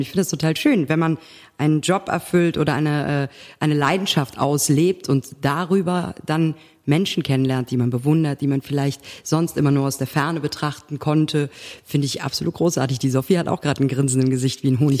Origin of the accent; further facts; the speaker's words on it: Cologne, North Rhine-Westphalia, Germany; als Kölnerin